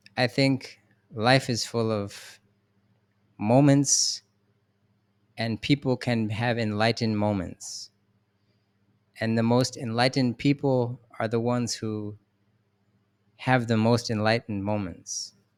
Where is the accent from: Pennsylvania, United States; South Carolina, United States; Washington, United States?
Pennsylvania, United States; Philadelphia; I'm from Philadelphia